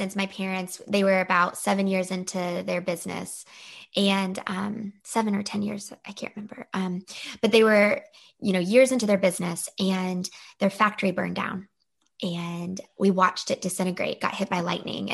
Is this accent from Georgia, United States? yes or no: yes; the South, Georgia, United States; I am from the South, but I'm not your typical Southern belle because my parents both were raised in Ohio and Indiana. They came down to the South in Georgia